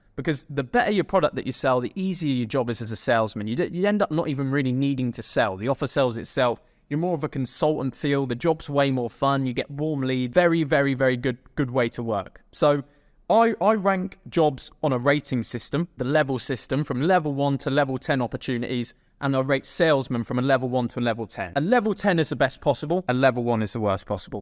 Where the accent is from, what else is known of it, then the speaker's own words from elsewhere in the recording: England, United Kingdom; I'm from England